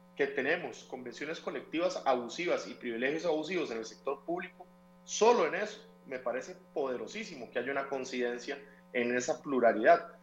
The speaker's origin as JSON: {"language": "Spanish", "country": "Costa Rica"}